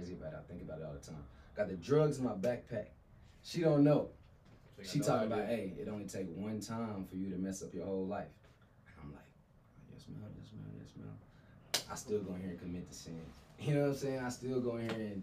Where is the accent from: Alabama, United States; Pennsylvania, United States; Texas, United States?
Texas, United States; Abilene; Growing up in Abilene